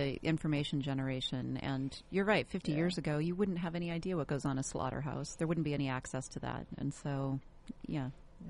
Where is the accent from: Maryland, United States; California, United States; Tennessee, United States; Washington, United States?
Washington, United States; Seattle; now in Orange County, United States; I remember when I was growing up in Seattle